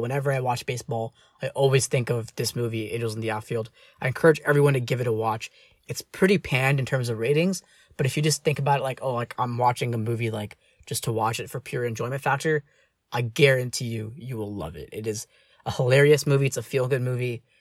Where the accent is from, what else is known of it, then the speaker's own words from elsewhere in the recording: United States; as Indian American, like, uh, as a child of two immigrants